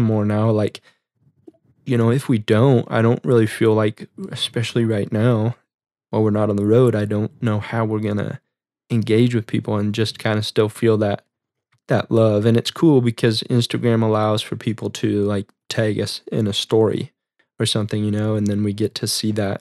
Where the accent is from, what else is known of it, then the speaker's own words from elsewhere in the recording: Midwest, United States; we're from the Midwest